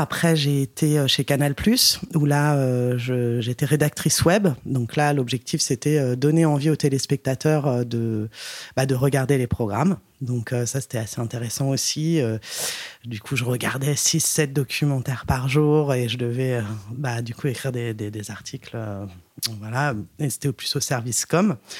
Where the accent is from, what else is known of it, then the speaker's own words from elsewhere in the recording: Paris, Île-de-France, France; je suis né et j'ai grandi à Paris